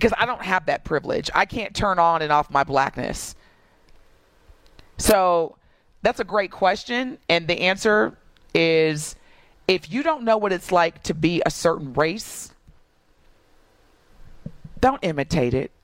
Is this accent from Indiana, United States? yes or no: yes; Southern Indiana, United States; Growing up in Southern Indiana